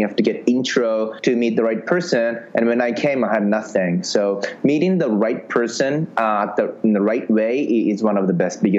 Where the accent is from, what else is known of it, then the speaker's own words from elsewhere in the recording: Japan; now in San Francisco, United States; So in 2011 summer, I came from Japan. I literally thought if you come to San Francisco, you can just meet investors